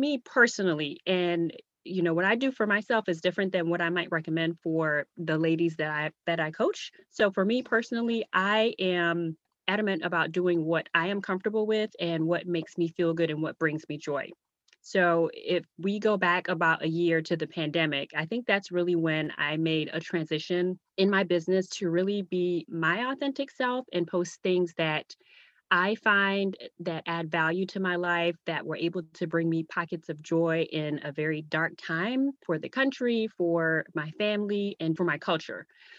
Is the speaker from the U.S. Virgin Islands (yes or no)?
yes; U.S. Virgin Islands; now in Virginia, United States; So I'm originally from the Virgin Islands. Now I live in Virginia with my husband, two kids, and a dog.